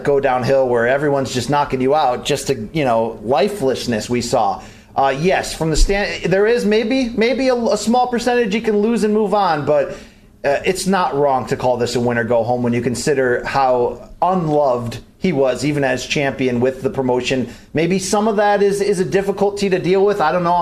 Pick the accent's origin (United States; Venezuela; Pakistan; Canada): United States; southern Connecticut; I'm from an area in Connecticut where you got to earn it